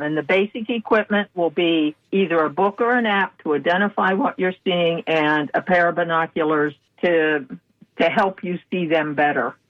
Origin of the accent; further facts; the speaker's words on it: Pennsylvania, United States; now in Florida, United States; I grew up in Pennsylvania